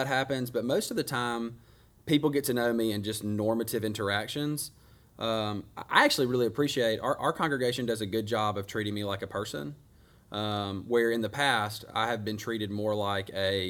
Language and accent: English; Grenada, Mississippi, United States; I think I was born in Grenada. I assume I was.